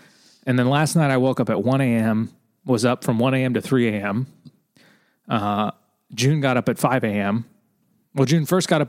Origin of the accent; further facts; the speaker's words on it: Alberta, Canada; I'm from Alberta, Canada.